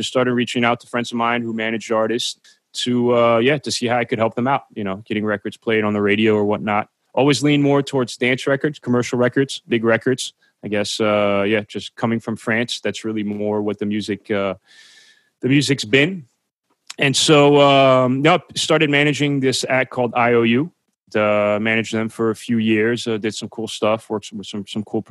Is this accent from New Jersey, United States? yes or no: yes; New Jersey, United States; I'm from New Jersey